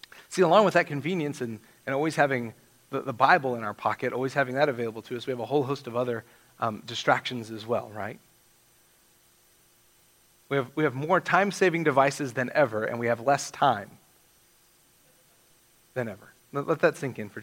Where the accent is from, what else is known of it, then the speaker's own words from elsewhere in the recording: West Texas, United States; now in Alamogordo, United States; I'm from West Texas